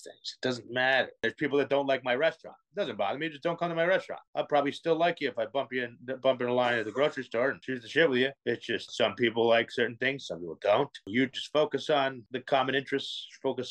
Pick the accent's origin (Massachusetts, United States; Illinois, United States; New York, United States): New York, United States; I'm from New York